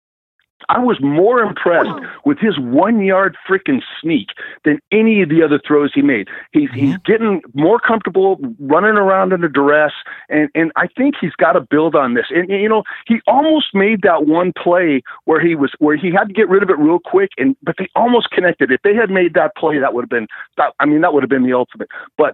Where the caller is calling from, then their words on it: Arlington, Texas, United States; I'm calling from Arlington, Texas